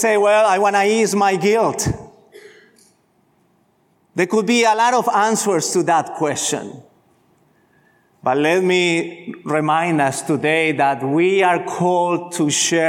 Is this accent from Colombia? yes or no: yes; Colombia; moved away; I grew up in Colombia, in Latin America